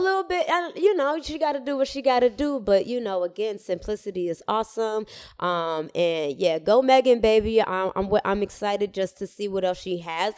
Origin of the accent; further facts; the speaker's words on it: Atlanta, Georgia, United States; moved away as an adult; also born or lived in Miami / Cambridge; I was born in Miami and then I grew up in Atlanta.